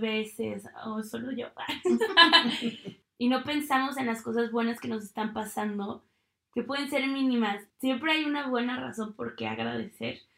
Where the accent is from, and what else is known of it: Mexico; moved away as an adult; also born or lived in United States